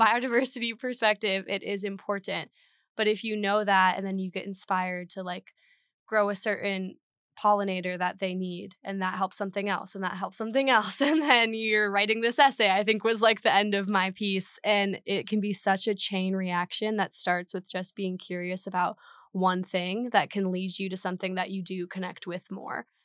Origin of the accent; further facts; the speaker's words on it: Minnesota, United States; moved away as an adult; now in Madison, United States; I'm originally from Minnesota in a little nature town.